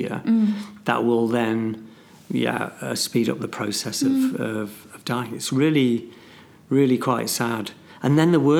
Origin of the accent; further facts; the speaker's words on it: Ulm, Baden-Württemberg, Germany; Ulm, my hometown